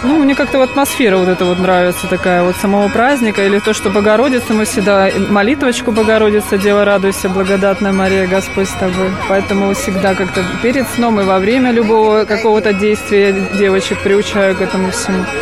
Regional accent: Smolensk, Smolensk Oblast, Russia; мы из Смоленска.

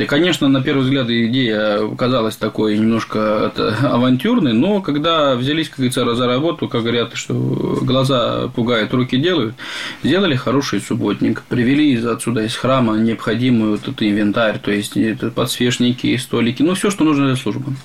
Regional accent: Moldova; also born or lived in Bulgaria; now in Kurba, Russia; Я сам родился в Молдавии

